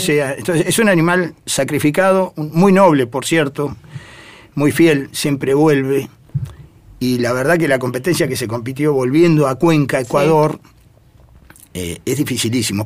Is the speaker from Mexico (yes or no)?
no; Pehuajó, Buenos Aires Province, Argentina; la mensajera de Peguajó, ah. que siempre digo es mi segunda casa, es donde yo nací, ya había palomas en mi casa, así que voy a la institución desde que tengo uso de razón